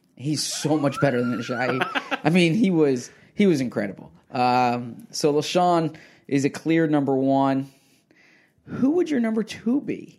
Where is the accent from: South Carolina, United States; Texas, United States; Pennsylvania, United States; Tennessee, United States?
Pennsylvania, United States; Philadelphia; moved away as an adult; also born or lived in Washington / Scottsdale; I got to move back to Philadelphia, my hometown.